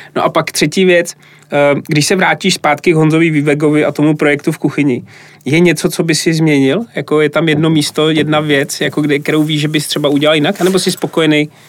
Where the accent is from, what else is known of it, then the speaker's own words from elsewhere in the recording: Plzeň, Plzeň Region, Czechia; moved away; also born or lived in Brno / London; já jsem Plzeň